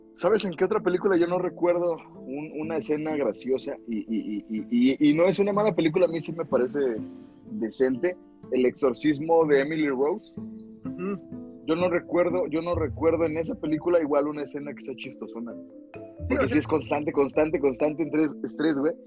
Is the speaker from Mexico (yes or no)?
yes; Mexico; como mexicanos